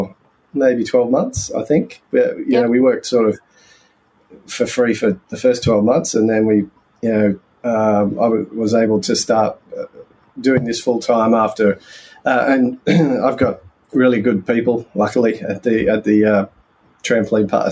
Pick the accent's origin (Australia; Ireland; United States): Australia; Lithgow, New South Wales; moved away as an adult; also born or lived in England / Queensland; now in Wollongong, Australia; We grew up in Lithgow